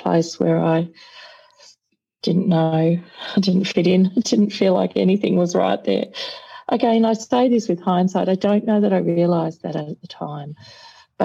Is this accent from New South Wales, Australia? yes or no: no; Melbourne, Victoria, Australia; I was born in Sandringham Hospital in Melbourne. So I'm Melbourne born and bred.